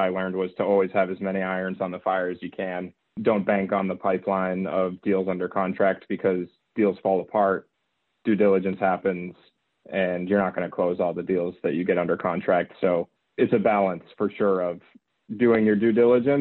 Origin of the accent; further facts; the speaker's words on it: Boston, Massachusetts, United States; moved away as an adult; also born or lived in Philadelphia / Albany; I'm from the Boston area.